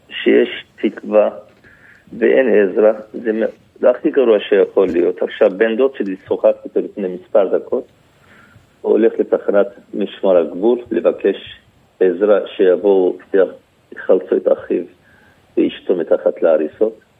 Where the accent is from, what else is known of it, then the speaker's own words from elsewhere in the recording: Antakya, Hatay, Turkey; אני נולדתי שם, אני גדלתי שם.